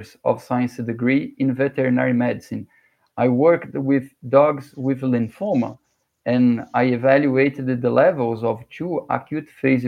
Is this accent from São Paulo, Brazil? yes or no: yes; Guarulhos, São Paulo, Brazil; I was born in São Paulo City, the biggest city in Brazil, a 12 million people city, but I was raised in Guarulhos